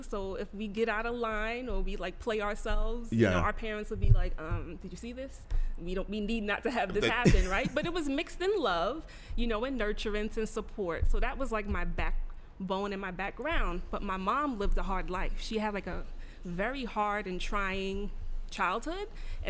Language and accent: English; Mount Vernon, New York, United States; also born or lived in Bronx, New York; I'm originally born in the Bronx, raised in Mount Vernon, New York.